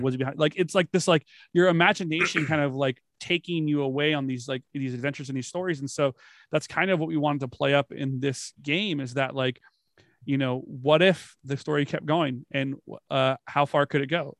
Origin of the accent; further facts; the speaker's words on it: Florida, United States; I grew up in Florida.